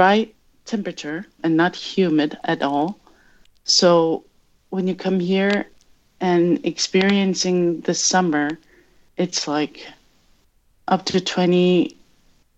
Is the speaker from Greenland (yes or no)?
yes; Qeqertarsuaq, Greenland; now in Nuuk, Greenland; I grew up in northern Greenland, which is amazing. It's called Qeqertarsuaq.